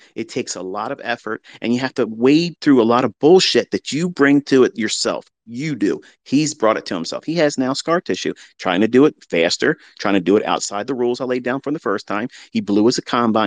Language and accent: English; United States; as an American